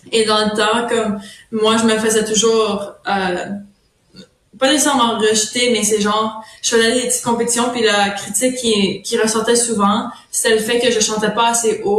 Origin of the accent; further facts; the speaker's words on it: Ontario, Canada; first language French; étant franco-ontarienne, il y a déjà des, des gens qui pensent déjà que je suis anglophone quand je suis vraiment francophone, francophone, c'est ma langue maternelle, c'est le français.